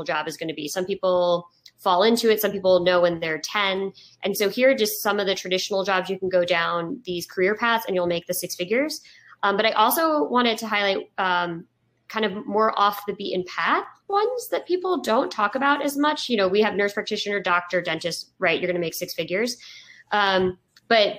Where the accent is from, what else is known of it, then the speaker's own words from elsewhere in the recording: Woodstock, New York, United States; I'm from Woodstock, New York. So I feel like it garners up a little bit of like my hippie roots